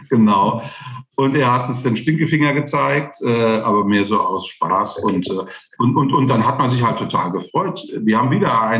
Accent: Kaiserslautern, Rhineland-Palatinate, Germany; moved away; aber meine Wurzeln habe ich ganz klar in Kaiserslautern. Aber als ich als Teenager in Kaiserslautern gelebt habe, da wollte ich nichts wie raus.

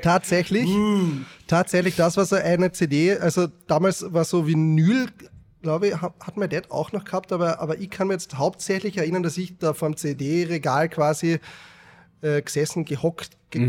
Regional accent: Carinthia, Austria; born or raised there

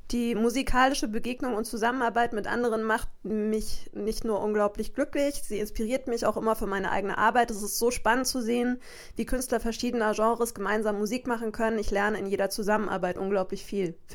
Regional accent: Bavaria, Germany; now in Hamburg, Germany; Ich komme aus Bayern.

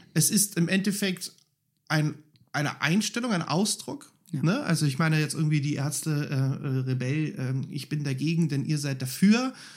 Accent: Berlin, Germany; also born or lived in Spandau, Berlin; ich bin Reinickendorfer, Wähler ist Spandauer, ich bin in Spandau geboren

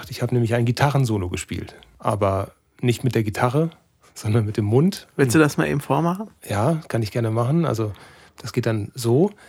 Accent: North Rhine-Westphalia, Germany; Als Sauerländer in der Großstadt, das ist bestimmt nicht so einfach.

